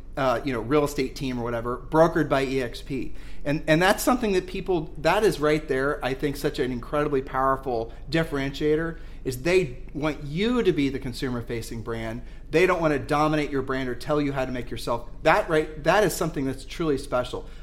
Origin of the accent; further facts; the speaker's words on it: Ohio, United States; I'm the one from Ohio